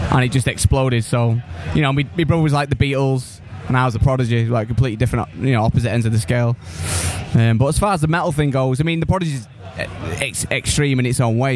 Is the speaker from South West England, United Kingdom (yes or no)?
no; Manchester, North West England, United Kingdom; I'm from from Manchester.